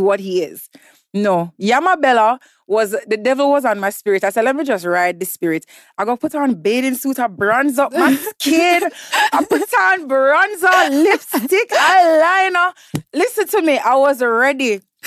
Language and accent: English; Jamaica; moved away as an adult; also born or lived in New York, United States; now in Lagos, Nigeria; I was born in New York, raised in Jamaica since I was three months old.